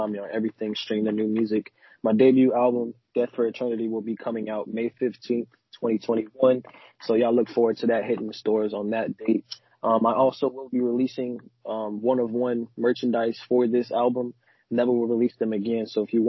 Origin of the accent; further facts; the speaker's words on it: New Orleans, Louisiana, United States; And like I said, man, I'm from New Orleans.